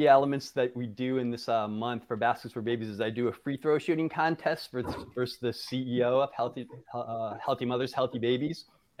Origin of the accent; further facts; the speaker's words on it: Connecticut, United States; moved away; Not a lot of people know that I'm from Connecticut originally.